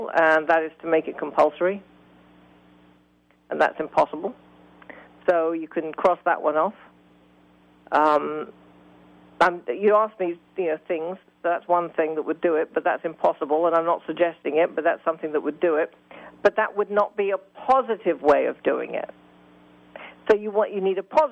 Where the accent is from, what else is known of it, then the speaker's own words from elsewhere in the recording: United Kingdom; now in United States; I come from Great Britain